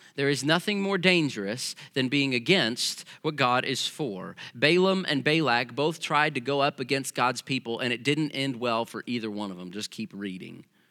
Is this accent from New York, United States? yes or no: no; Missouri, United States; growing up in Missouri